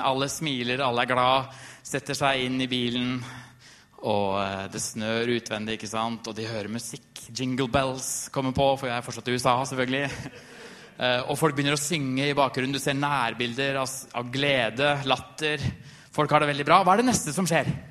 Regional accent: Trysil, Innlandet, Norway; Jeg har en som jeg vokste opp med i Trysil

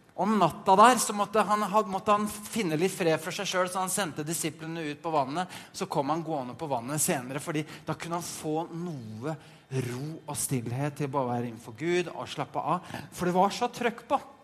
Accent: Norway; moved away as an adult; now in Denmark; Jeg er en norsk nordmann fra Norge

